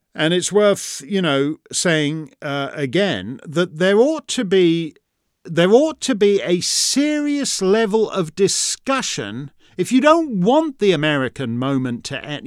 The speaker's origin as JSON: {"language": "English", "country": "Canada", "said": "I'm just a Canadian."}